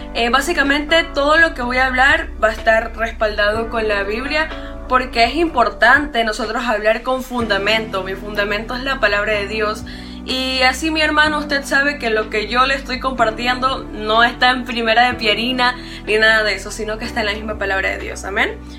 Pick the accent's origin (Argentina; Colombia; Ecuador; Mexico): Ecuador; yo soy acá de Ecuador